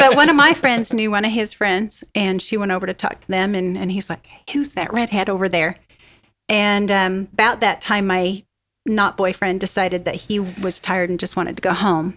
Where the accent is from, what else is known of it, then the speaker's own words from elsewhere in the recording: Vernal, Utah, United States; We grew up in the armpit. of Vernal, well, it's Vernal, Utah